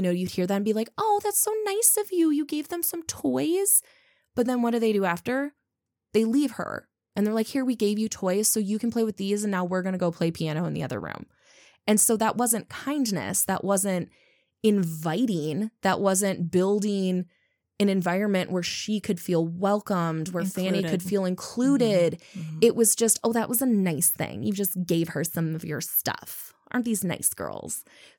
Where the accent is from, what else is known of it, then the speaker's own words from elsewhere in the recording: Midwest, United States; as, you know, people from the Midwest, as a Midwesterner, where we're constantly talking about niceness